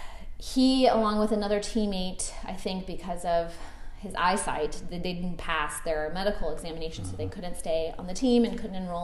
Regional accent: Suffolk, Virginia, United States; also born or lived in Portsmouth, Virginia; I grew up in Suffolk here locally, and my family's business has always been in Portsmouth, and I went to school in Portsmouth at Portsmouth Christian. So born and bred here, raised here, a local kid

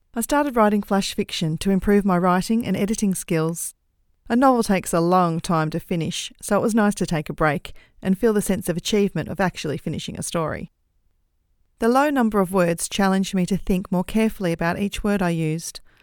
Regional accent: Australia; accent: Australian; I'm an Australian, in case you hadn't guessed from my accent

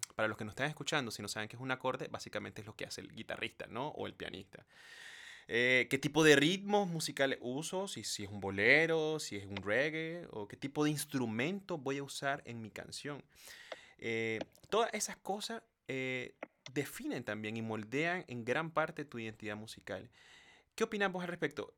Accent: Nicaragua; soy de Nicaragua

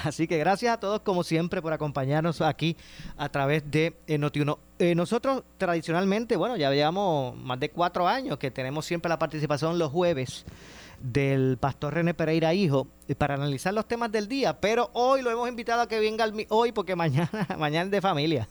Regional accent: Puerto Rico; como, como puertorriqueños

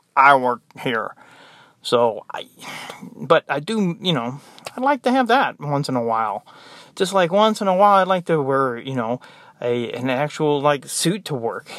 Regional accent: United States; moved away; I'm American

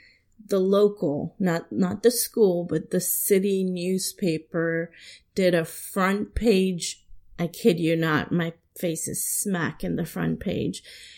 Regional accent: San Diego, California, United States; now in Washington, D.C., United States; And I say, California. And they say, oh, where are you specifically from? And I say, oh, San Diego.

